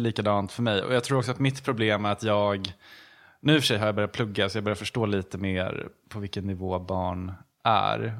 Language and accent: Swedish; Gävle, Gävleborg County, Sweden; moved away as an adult; now in Stockholm, Sweden; Jag kommer från Gävle